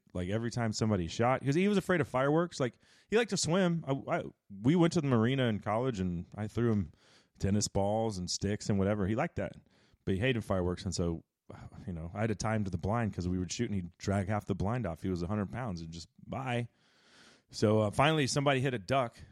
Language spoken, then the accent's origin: English; Dallas, Texas, United States; also born or lived in Texarkana, Texas; I'm from Dallas